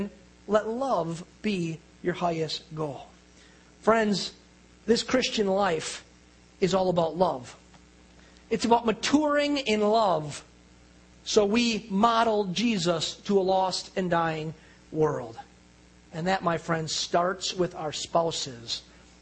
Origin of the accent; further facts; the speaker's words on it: Ozaukee County, Wisconsin, United States; moved away as an adult; also born or lived in Louisiana; I've been born and raised in Ozaukee County, lived around different places, come back here to Ozaukee County